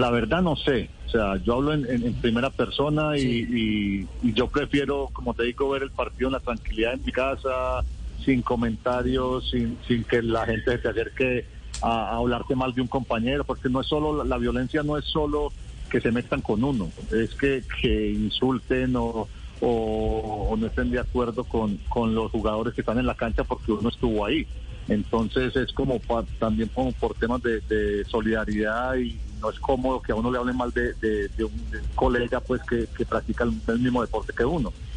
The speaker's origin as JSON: {"language": "Spanish", "country": "Colombia", "moved": "yes", "said": "nosotros venimos de Colombia"}